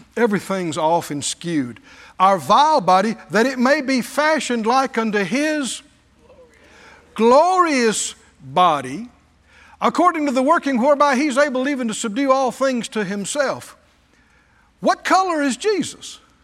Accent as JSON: {"language": "English", "region": "the American South", "country": "United States", "said": "I was a Southerner."}